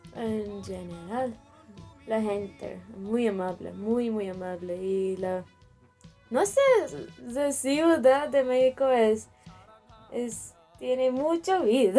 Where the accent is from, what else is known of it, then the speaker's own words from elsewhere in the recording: Chennai, Tamil Nadu, India; Spanish is a second language; Yo vivo en el sur de India, en un estado se llama Tamil Nadu. Yo vivo en la capital de estado, se llama Chennai